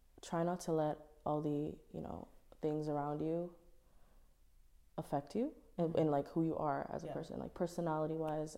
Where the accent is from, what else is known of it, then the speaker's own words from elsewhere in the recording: Toronto, Ontario, Canada; I'm from Toronto